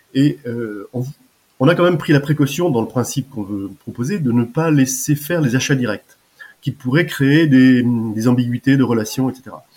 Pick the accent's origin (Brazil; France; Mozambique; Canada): France; Deux-Sèvres, Nouvelle-Aquitaine; moved away as an adult; also born or lived in Paris; je suis originaire des Deux-Sèvres où j'habite encore en Deux-Sèvres parce que je suis revenu après ma fin d'activité